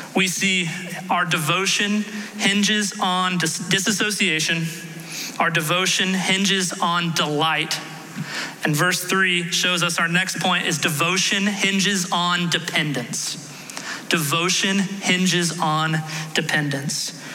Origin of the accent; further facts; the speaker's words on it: Houston, Texas, United States; I grew up in Houston